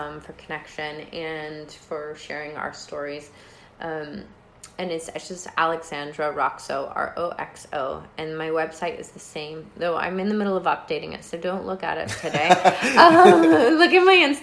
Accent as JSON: {"language": "English", "region": "Georgia", "country": "United States", "tie": "born or raised there", "said": "I was born in Georgia"}